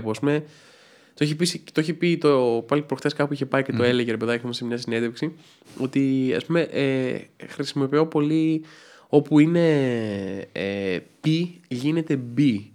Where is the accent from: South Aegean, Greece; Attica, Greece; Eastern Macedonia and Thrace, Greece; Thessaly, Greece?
Attica, Greece; Athens; ναι, έχω καταγωγή από τα Γραβενά βέβαια.